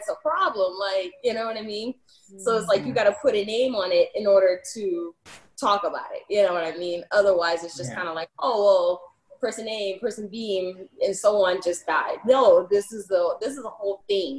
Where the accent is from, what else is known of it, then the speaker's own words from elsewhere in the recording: United States; also born or lived in Idaho / Utah; I grew up in Idaho and Utah, okay, two predominantly white states